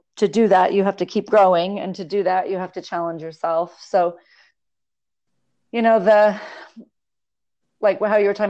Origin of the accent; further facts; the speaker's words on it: Los Angeles, California, United States; now in Las Vegas, United States; I grew up in Los Angeles on the beach